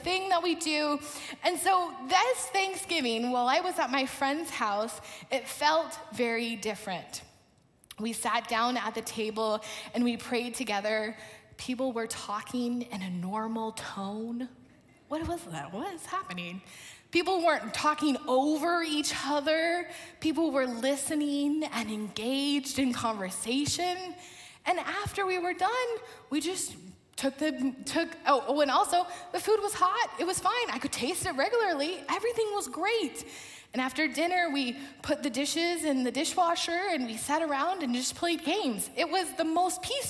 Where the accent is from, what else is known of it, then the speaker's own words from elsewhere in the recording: Portland, Oregon, United States; moved away as an adult; also born or lived in Lincoln, Nebraska; I grew up in Portland, Oregon